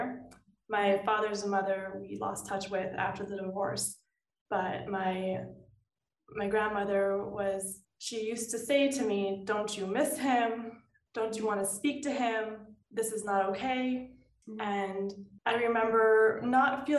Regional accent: Los Angeles, California, United States; So I'm from Los Angeles, California, born and raised

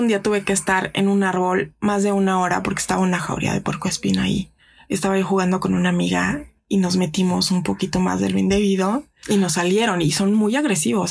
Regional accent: Mexico City, Mexico; soy de aquí de la Ciudad de México

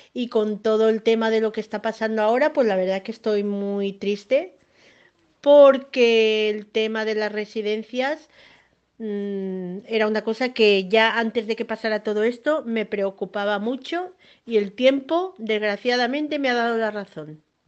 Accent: Sant Antoni de Portmany, Balearic Islands, Spain; soy de San Antonio de toda la vida

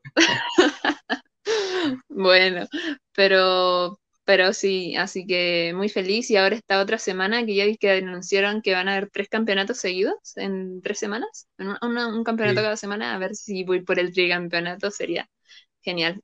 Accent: Viña del Mar, Valparaíso, Chile; tengo 24, soy de Viña del Mar

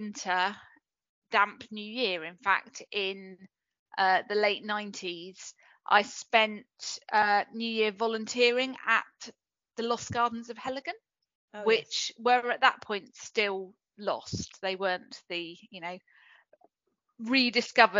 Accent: Cornwall, South West England, United Kingdom; also born or lived in Bristol; I'm from Cornwall, so I was brought up here

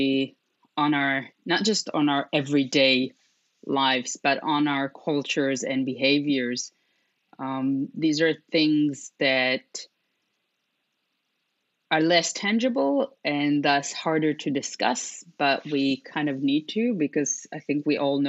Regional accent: Israel; moved away as an adult; also born or lived in Europe; I was born and raised in Israel and moved to Europe when I was 20

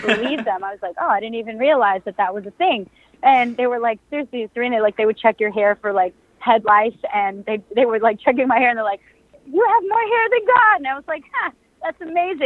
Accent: New York City, New York, United States; moved away as an adult; also born or lived in Brooklyn; now in Los Angeles, United States; I grew up in the Bronx, a couple miles away from the stadium

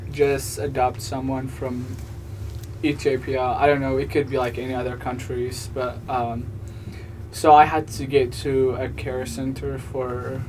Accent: Illinois, United States; But I'm from Illinois, so.

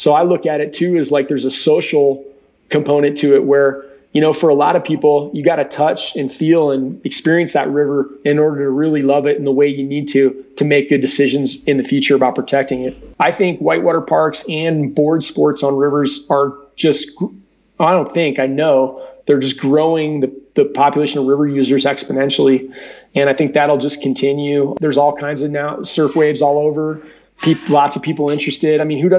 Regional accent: Cleveland, Ohio, United States; moved away as an adult; now in Salida, United States; I have a lot of family from Colorado. I was raised in Cleveland, Ohio.

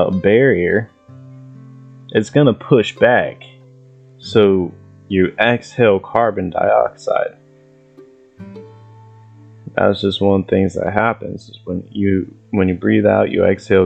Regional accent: Ohio, United States; I'm from Ohio

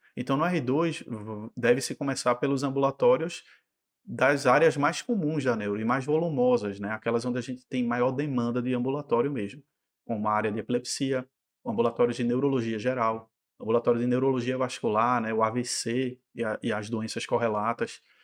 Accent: Recife, Pernambuco, Brazil; also born or lived in São Paulo; Eu sou recifense, nascido e criado

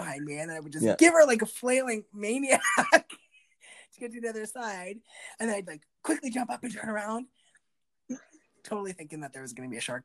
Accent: Moose Jaw, Saskatchewan, Canada; we grew up in Moose Jaw, we had a swimming pool in our backyard

